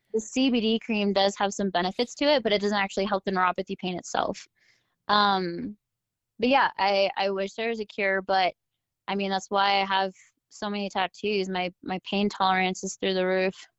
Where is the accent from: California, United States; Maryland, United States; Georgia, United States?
California, United States; Southern; I grew up in Southern California, where, you know, that's the action sport capital of the entire world